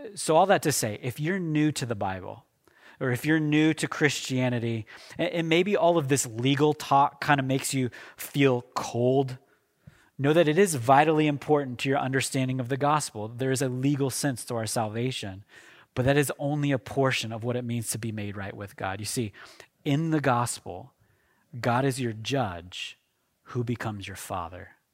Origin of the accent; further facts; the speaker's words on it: Oklahoma, United States; moved away; I am from Oklahoma, okay? My wife is from Kansas. We're, we're from that part of the country